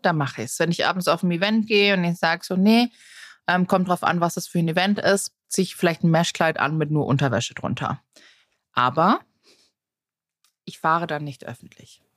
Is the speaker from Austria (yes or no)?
no; Tegernsee, Bavaria, Germany; Wir als, als Jugendliche am Tegernsee